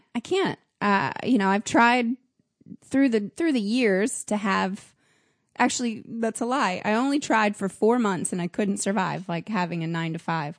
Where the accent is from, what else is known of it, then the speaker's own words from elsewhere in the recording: Nashville, Tennessee, United States; now in New York City, United States; I'm from Nashville